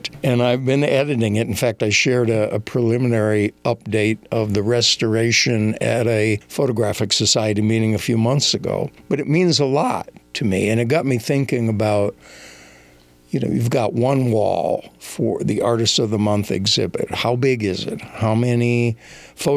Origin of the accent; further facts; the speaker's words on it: Minnesota, United States; moved away; also born or lived in New Mexico / Denver; I made a trip back home to where I grew up in Minnesota